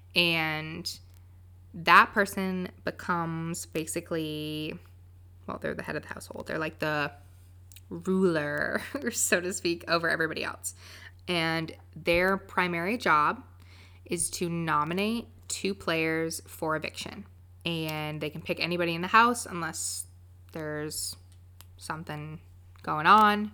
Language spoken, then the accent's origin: English; Winston-Salem, North Carolina, United States; I'm from Winston-Salem, North Carolina